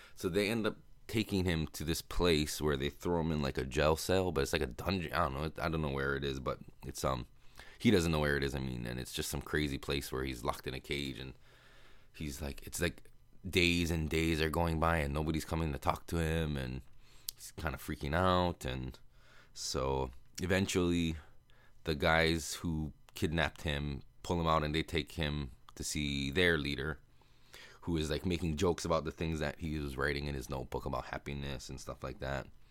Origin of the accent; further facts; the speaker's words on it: United States; accent: American; my American accent